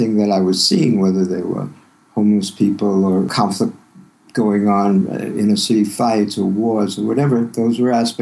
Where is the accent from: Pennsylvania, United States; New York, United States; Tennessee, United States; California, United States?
New York, United States; New York City; also born or lived in Yonkers, New York; I grew up in Brooklyn in a family that was Jewish progressive